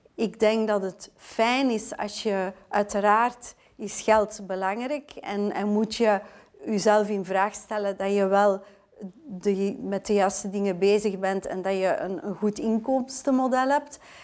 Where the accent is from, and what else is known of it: Belgium